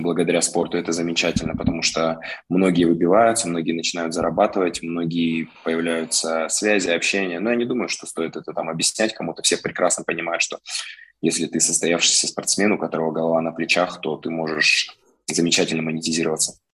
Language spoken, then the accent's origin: Russian; Omsk, Omsk Oblast, Russia; Коренной амич, родился, вырос здесь.